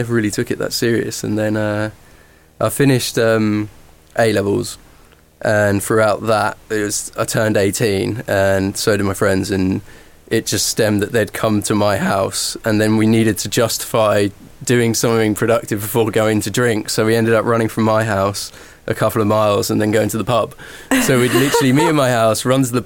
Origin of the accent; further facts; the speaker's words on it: Norwich, East of England, United Kingdom; where I grew up in Norfolk, Norwich